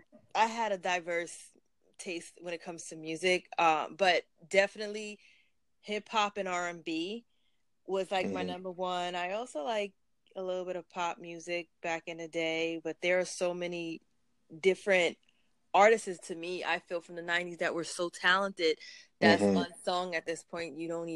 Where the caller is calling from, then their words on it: New York, United States; I'm calling in from New York.